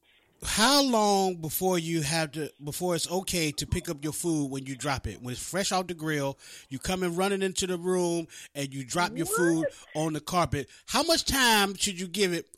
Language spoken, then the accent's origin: English; Oak Hill, West Virginia, United States; moved away; You're in my hometown out there in Beckley, Oak Hill, West Virginia. I'm from Oak Hill.